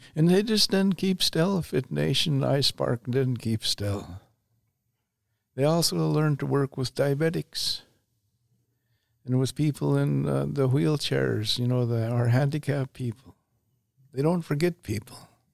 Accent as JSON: {"language": "English", "country": "Canada", "said": "have the same nation, same nationality. We're Canadian."}